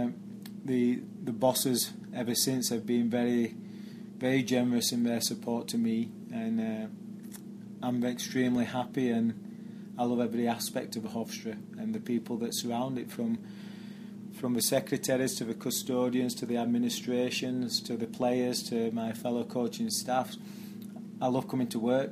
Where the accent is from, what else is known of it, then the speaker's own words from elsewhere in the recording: Barnsley, Yorkshire and the Humber, United Kingdom; moved away as an adult; now in New York, United States; I played for Barnsley as a youth player. They're my hometown team